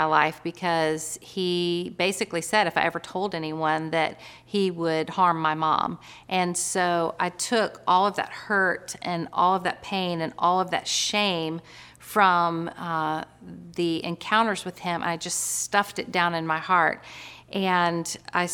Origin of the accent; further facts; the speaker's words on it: Florida, United States; now in North Carolina, United States; Originally, I'm from Florida, which is kind of a funny fact about me because I've lived in North Carolina my whole adult life.